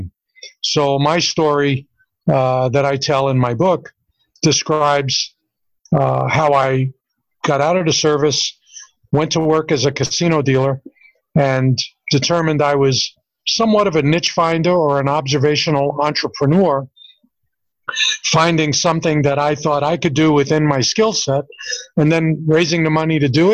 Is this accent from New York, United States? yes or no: yes; New York City, New York, United States; moved away as an adult; also born or lived in California; now in Las Vegas, United States; I was born and raised in Brooklyn, New York